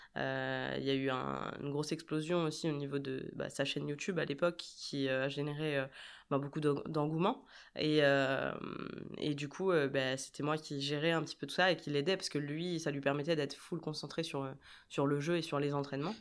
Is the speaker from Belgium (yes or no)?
no; Brest, Brittany, France; also born or lived in Rennes; je viens de, de Brest, comme. Bah, comme Jérém euh, et et euh, j'ai fait mes études, euh, mes études là-bas